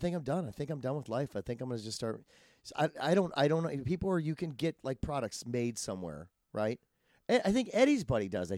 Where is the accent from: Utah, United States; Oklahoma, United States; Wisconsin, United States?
Wisconsin, United States; now in Los Angeles, United States; I'm from Wisconsin, I move out here